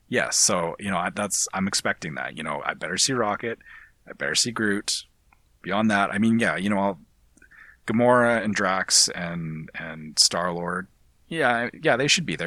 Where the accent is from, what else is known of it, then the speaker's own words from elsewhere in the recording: Canada; speaking as a Canadian. As a Canadian